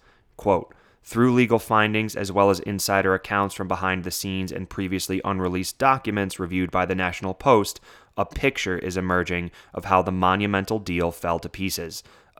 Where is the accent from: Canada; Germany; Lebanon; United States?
Canada; Ottawa, Ontario; in particular my hometown of Ottawa.